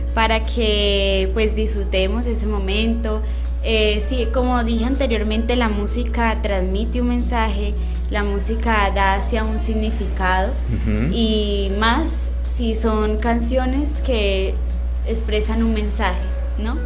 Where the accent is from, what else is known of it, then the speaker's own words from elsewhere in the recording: Colombia; uno ser como colombiana